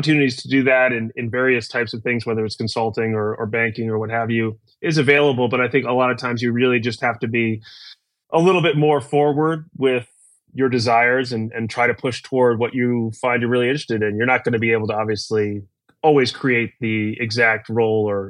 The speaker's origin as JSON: {"language": "English", "town": "New York City", "region": "New York", "country": "United States", "also_born_or_lived": "Texas / Kentucky", "moved": "as an adult", "said": "I'm originally from New York City, where I still live today, although spent about a decade in between in the middle of the country."}